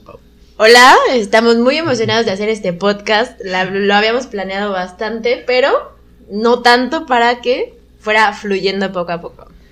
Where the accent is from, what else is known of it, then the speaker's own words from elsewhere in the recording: Querétaro, Mexico; moved away as an adult; also born or lived in Mexico City / Guanajuato; soy de Ciudad de México, pero crecí en Querétaro, pero estudié en Guanajuato